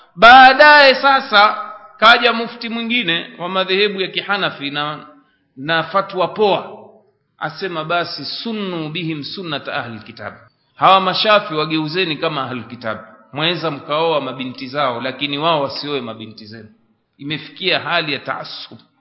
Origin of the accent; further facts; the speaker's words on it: Tanga, Tanga Region, Tanzania; kule kwetu Tanga